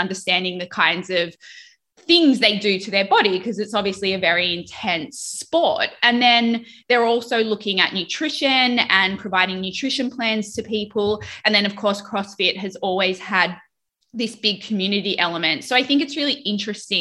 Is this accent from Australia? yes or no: yes; Australia; now in United States; growing up in Australia